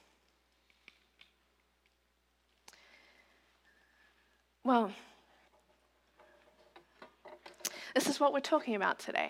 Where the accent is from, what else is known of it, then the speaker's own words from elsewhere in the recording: Australia; moved away as an adult; now in United States; its Australia and Oceania headquarters in my hometown